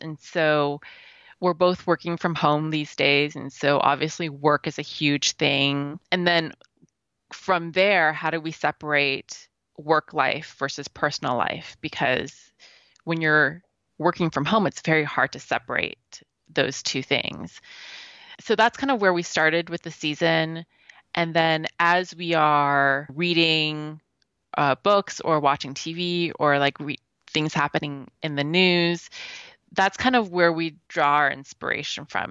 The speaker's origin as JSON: {"language": "English", "country": "Canada", "said": "because I'm Canadian"}